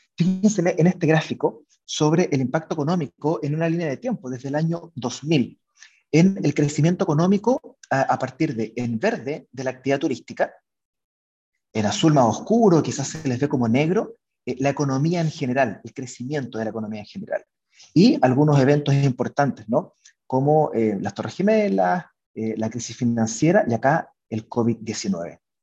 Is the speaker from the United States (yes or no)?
no; Chile; somos dos chilenos y, y cuatro hispanohablantes